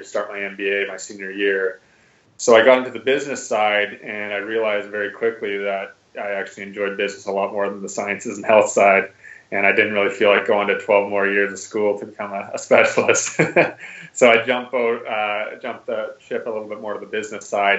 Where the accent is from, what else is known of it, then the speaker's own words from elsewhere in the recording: just outside Vancouver, west coast of Canada, British Columbia, Canada; moved away as an adult; I grew up in Canada, actually, on the west coast of Canada, just outside Vancouver